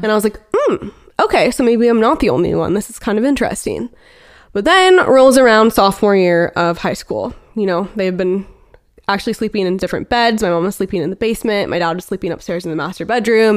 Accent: Beaverton, Oregon, United States; we're actually both from Portland, or I guess more specifically Beaverton, Oregon

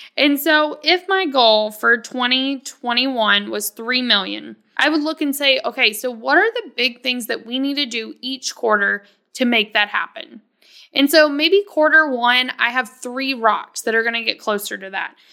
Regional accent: the South, United States; I come from the South where you're supposed to be, like, super humble, super polite.

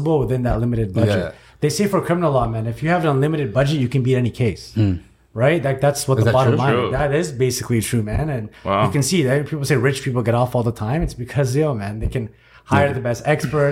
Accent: Toronto, Ontario, Canada; I grew up in a rough area too, man. I grew up in Jane and Finch

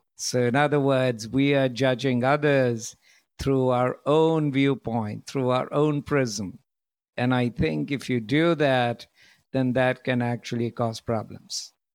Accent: India; moved away; also born or lived in United States / Europe; originally, I'm from India

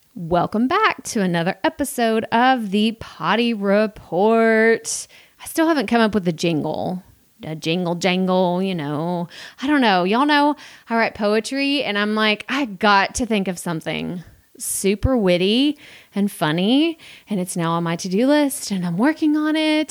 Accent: Texas, United States; me growing up in Texas, being in the South

